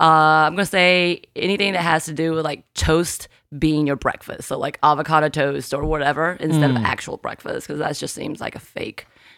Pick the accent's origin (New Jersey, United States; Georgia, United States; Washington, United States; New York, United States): Georgia, United States; So because I am from Georgia